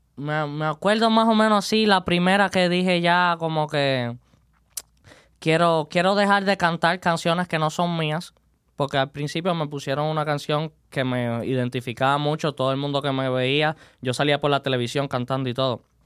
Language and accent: Spanish; Santiago de Cuba, Cuba; moved away as an adult; now in Las Vegas, United States; yo soy cubano de Santiago de Cuba, la isla del Caribe.